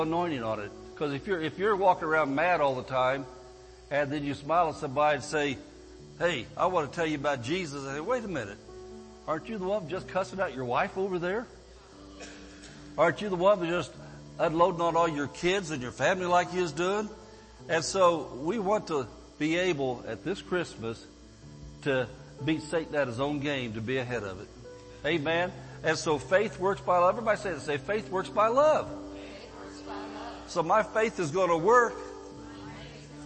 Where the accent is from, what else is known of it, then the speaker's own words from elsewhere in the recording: Barstow, California, United States; I'm from Barstow, California